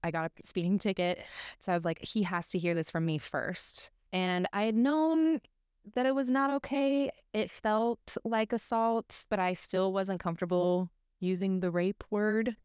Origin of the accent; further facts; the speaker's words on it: Arizona, United States; I grew up in Arizona